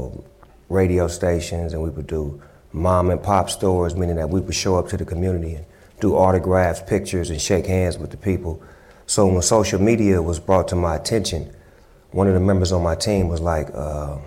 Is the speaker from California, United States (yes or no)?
yes; California, United States; I'm from California, so I'm from the ping pong up to the Bay, back